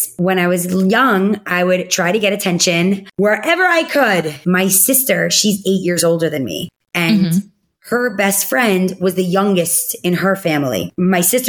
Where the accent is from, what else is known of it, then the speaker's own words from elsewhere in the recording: United States; I grew up in Muncie